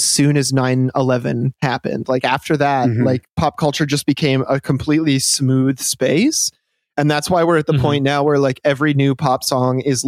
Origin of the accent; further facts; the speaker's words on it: Michigan, United States; I'm from Michigan